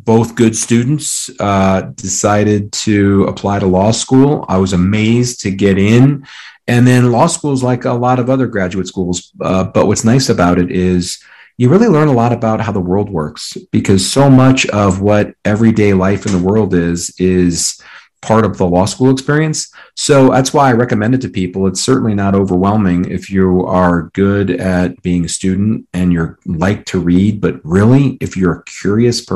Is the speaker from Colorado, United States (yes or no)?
yes; Colorado, United States; I'm from Colorado